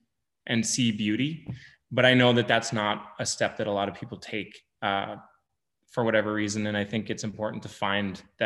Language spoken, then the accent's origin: English; Lake Sakakawea, North Dakota, United States; I grew up around Lake Sakakawea Reservoir on the Missouri River